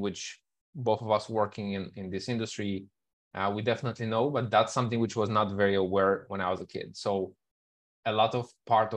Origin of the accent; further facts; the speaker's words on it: Moldova; moved away as an adult; also born or lived in Kuala Lumpur; I am originally from Moldova, but in the past 12 years, I think I've been living in many, many countries, over 30 different countries